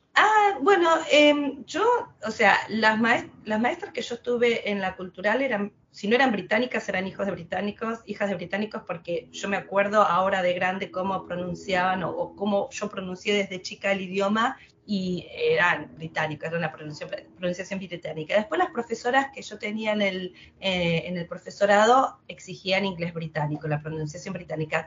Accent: Quilmes, Buenos Aires Province, Argentina; moved away as an adult; now in London, United Kingdom; nací en Quilmes, crecí en Quilmes, me eduqué en Quilmes, todo en Quilmes

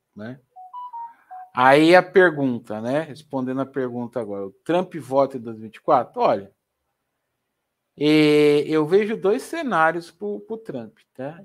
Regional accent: Brazil; Eu sou brasileiro

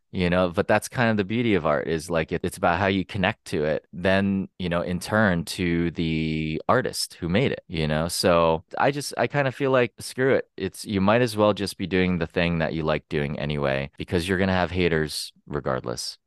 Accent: Pennsylvania, United States; moved away as an adult; also born or lived in San Francisco; now in Los Angeles, United States; I'm from Pennsylvania.

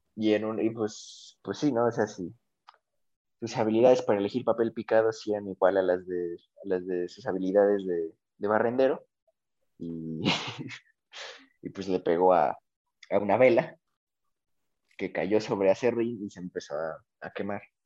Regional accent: Mexico; nosotros como, como, tanto mexicanos como latinoamericanos

